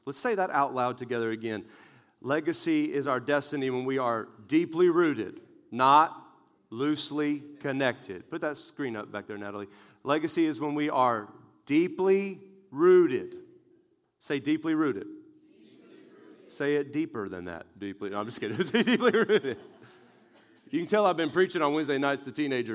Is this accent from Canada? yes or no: no; West Texas, United States; I grew up in West Texas where tumbleweeds are very normal